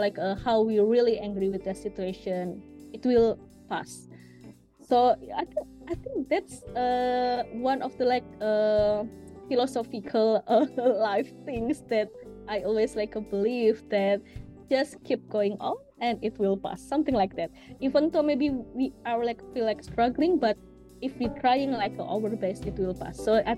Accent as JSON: {"language": "English", "region": "Jakarta", "country": "Indonesia", "said": "Actually, I'm from Jakarta."}